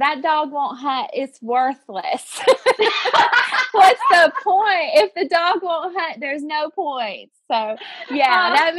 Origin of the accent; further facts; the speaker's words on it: Virginia, United States; Like, well, we grew up in the Southwest Virginia, and we grew up saying pop.